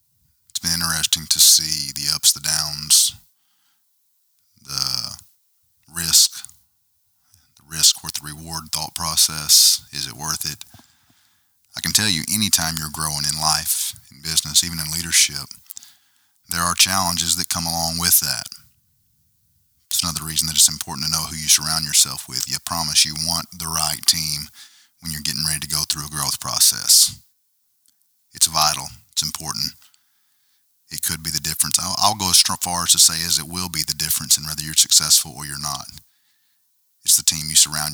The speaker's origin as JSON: {"language": "English", "region": "Arkansas", "country": "United States", "said": "I am from Arkansas"}